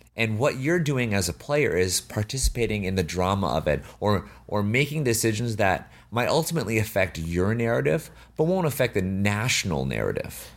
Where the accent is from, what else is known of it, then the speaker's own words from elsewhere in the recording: Canada; also born or lived in China; I was born in Canada